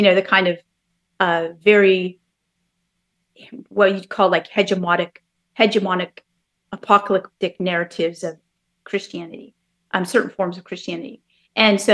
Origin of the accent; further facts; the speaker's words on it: Bay Area, California, United States; moved away as an adult; also born or lived in New York; now in North Carolina, United States; I grew up in the Bay Area, so, you know, all in California